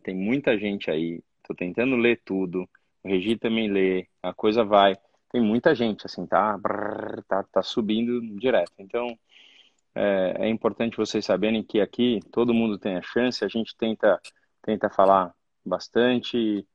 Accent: Brazil; como brasileiro

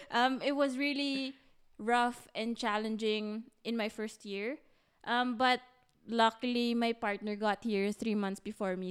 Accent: Philippines; moved away as an adult; now in Berlin, Germany; a Filipino

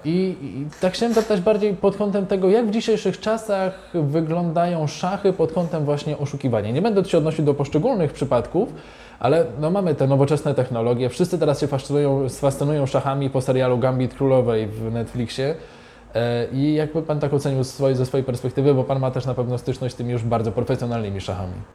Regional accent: Zielona Góra, Lubusz Voivodeship, Poland; Ja pochodzę z Zielonej Góry

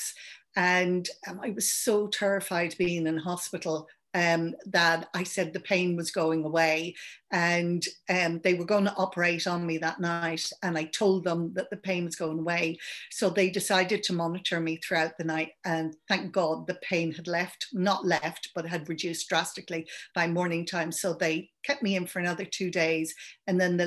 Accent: Ireland; accent: Irish; also born or lived in London; now in Adelaide, Australia; You can probably hear I'm Irish

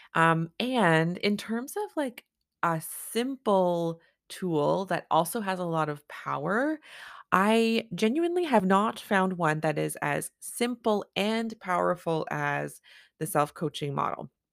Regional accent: Canada; I'm a Canadian family physician

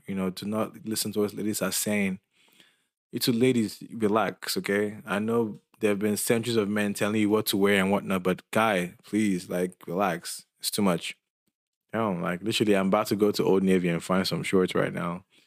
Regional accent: Lagos, Nigeria; I'm Nigerian, and I'm from Lagos

